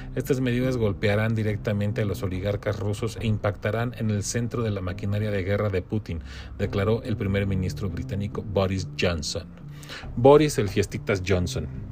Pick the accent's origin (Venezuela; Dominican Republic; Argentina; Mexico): Mexico; como mexicanos